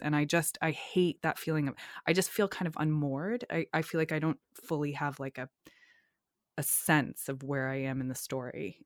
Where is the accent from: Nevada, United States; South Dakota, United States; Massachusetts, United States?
Massachusetts, United States; North Shore of; in the area where I grew up on the North Shore of Massachusetts